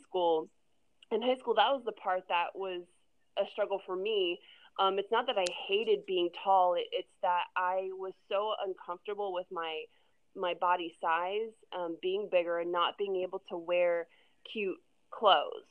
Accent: Orlando, Florida, United States; moved away as an adult; now in California, United States; I'm from Florida originally. I grew up in Orlando, actually just outside Orlando, and I moved to California about eight and a half years ago

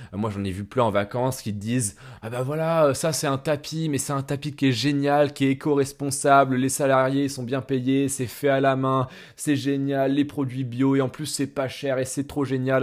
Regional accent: France; en tant que Français

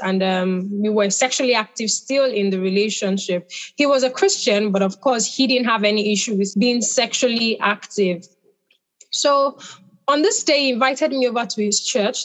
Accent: Nigeria; I'm Nigerian.

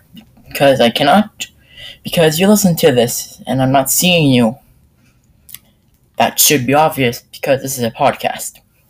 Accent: Canada; It's pretty easy for me to understand English because I came from Canada.

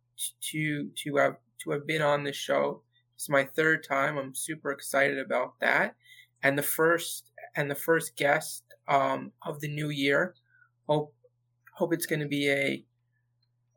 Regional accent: New Jersey, United States; born and raised in New Jersey

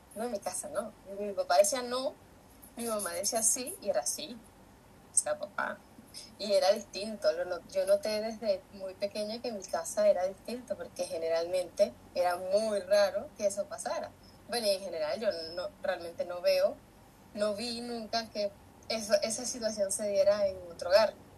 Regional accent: San Felipe, Yaracuy, Venezuela; moved away as an adult; now in Chile; yo soy de San Felipe, Estado Yaracuy, de Venezuela

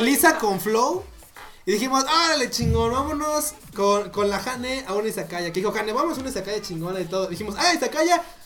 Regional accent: Mexico; yo no hablo inglés, soy mexicano

